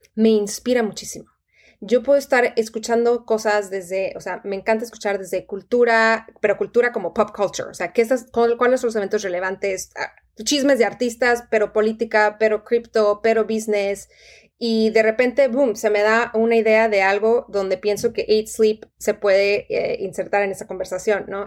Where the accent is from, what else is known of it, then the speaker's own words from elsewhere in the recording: Tijuana, Baja California, Mexico; moved away as an adult; also born or lived in Monterrey; yo crecí en Tijuana toda, toda mi, vida eh, de, niña y de adolescente hasta que me fui a los casi 18 años para estudiar en, Monterrey